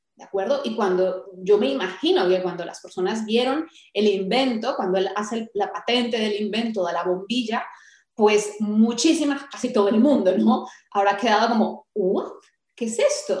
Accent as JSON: {"language": "Spanish", "country": "Colombia", "moved": "as an adult", "said": "yo soy colombiana"}